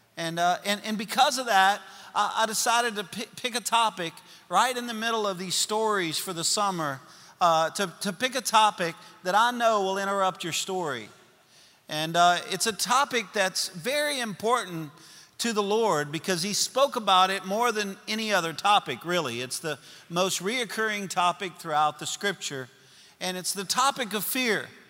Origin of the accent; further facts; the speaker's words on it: Louisiana, United States; I'm a Cajun from Louisiana